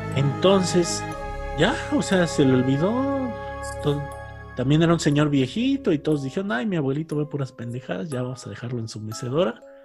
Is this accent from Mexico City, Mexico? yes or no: no; Cardonal, Hidalgo, Mexico; en el pueblo donde crecí, que se llama Cardonal Hidalgo y está por las grutas de Tolantongo